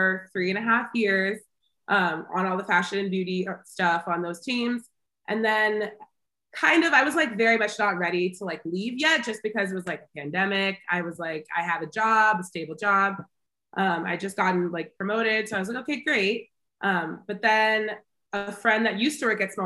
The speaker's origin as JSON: {"language": "English", "region": "Arizona", "country": "United States", "tie": "born or raised there", "said": "I'm from Arizona. That is where I born, raised, went to school"}